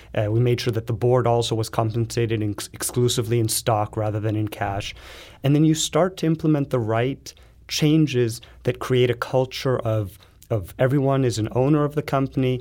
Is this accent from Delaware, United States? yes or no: no; Los Angeles, California, United States; moved away; I come from Los Angeles